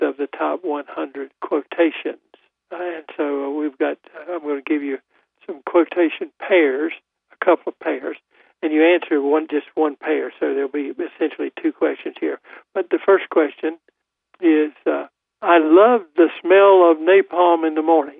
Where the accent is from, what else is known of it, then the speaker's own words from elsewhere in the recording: Goldsboro, North Carolina, United States; I'm from Goldsboro